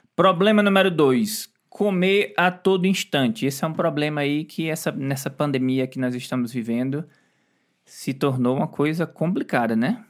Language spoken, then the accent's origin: Portuguese; Brazil; moved away; Eu, como brasileiro, não gosto. E a gente mora fora do Brasil